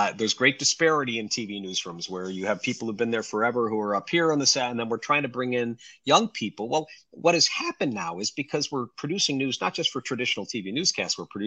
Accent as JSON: {"language": "English", "town": "Rochester", "region": "New York", "country": "United States", "tie": "born or raised there", "said": "It was my hometown"}